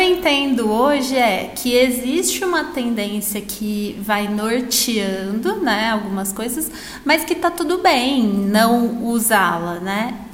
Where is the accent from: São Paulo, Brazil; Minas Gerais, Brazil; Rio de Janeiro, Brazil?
São Paulo, Brazil; moved away as an adult; Eu, eu morei no interior a minha vida inteira. E até antes de ir para a faculdade, eu morei na cidade onde eu nasci, que é uma cidade super pequena que nem tem shopping